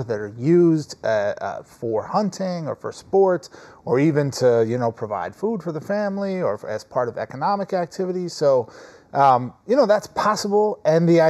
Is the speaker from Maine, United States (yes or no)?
no; Minnesota, United States; moved away as an adult; also born or lived in New York; now in Los Angeles, United States; I grew up in Minnesota